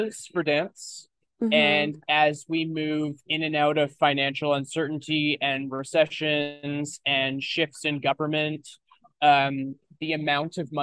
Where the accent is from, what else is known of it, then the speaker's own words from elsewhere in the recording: Kelowna, British Columbia, Canada; I grew up in Kelowna, BC, which is a much bigger place now than it was when I was a kid.